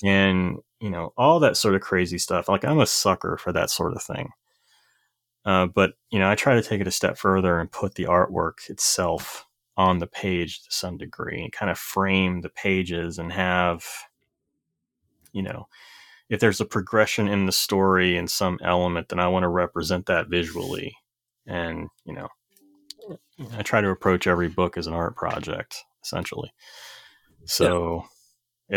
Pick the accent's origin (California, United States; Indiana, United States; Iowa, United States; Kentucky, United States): Kentucky, United States; Corbin; moved away; I grew up in Corbin, Kentucky